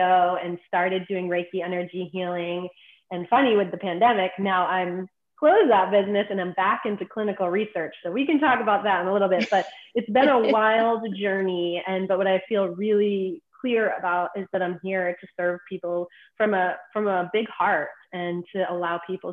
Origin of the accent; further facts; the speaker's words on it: Boston, Massachusetts, United States; I'm originally from Boston